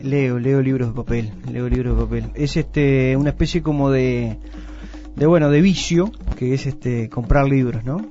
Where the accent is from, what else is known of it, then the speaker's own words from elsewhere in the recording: Uruguay; tenemos un precioso país